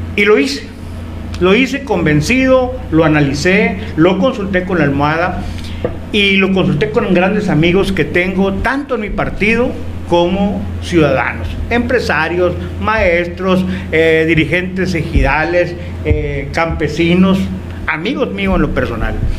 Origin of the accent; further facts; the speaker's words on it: Etchojoa, Sonora, Mexico; mi municipio de Chojoa